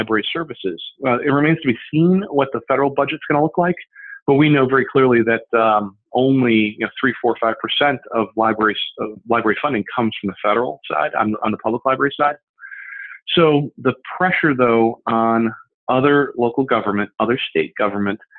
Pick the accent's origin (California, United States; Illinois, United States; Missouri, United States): Illinois, United States; Berwyn; Berwyn, my hometown